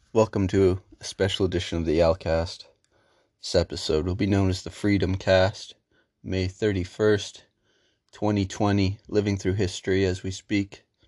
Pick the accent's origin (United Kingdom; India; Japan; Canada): Canada; I lived in Canada my whole life in a ninety-nine percent white town